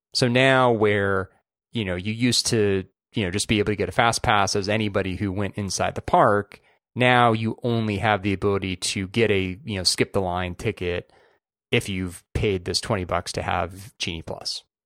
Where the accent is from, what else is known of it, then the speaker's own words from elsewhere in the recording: California, United States; as a Californian